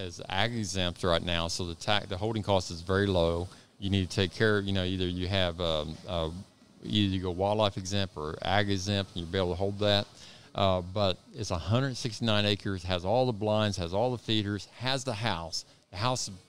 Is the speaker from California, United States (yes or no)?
no; Corpus Christi, Texas, United States; I grew up in Corpus Christi